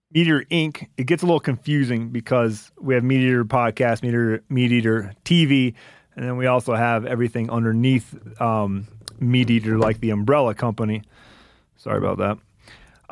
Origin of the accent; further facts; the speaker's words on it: Michigan, United States; now in Montana, United States; I grew up in Michigan